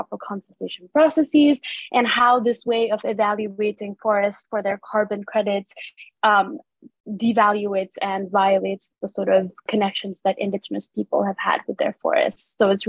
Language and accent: English; Nepal; moved away; my home country, Nepal